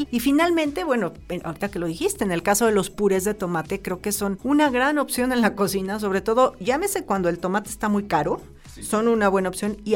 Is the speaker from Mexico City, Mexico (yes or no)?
yes; Mexico City, Mexico; Yo soy chilango, ¿no?